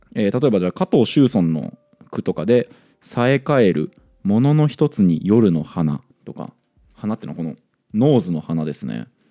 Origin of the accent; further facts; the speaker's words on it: Aichi, Japan; now in Tokyo, Japan; 僕愛知に生まれて東京に出てきたんですけど、